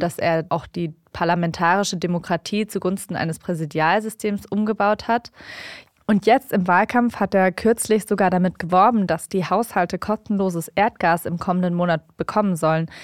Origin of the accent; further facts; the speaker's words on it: Germany; ich bin hier aufgewachsen, ich lebe hier, ich habe hier meinen Lebensmittelpunkt.